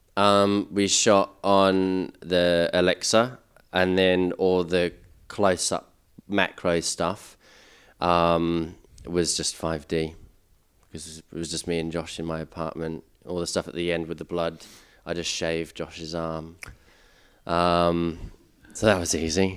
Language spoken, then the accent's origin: English; England, United Kingdom; now in Australia; I grew up in England and I came here. I've been living here for eleven years now.